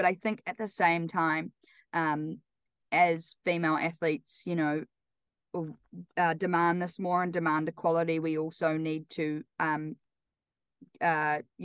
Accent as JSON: {"language": "English", "region": "Wellington", "country": "New Zealand", "tie": "born or raised there", "moved": "as an adult", "lives_now": "Auckland, New Zealand", "said": "I'm obviously from Wellington"}